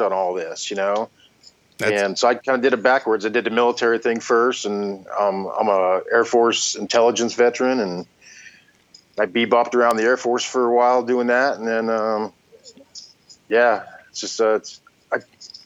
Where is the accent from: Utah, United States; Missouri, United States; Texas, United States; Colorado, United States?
Colorado, United States; Denver; moved away as an adult; now in Des Moines, United States; I'm from Denver, and I moved here in 96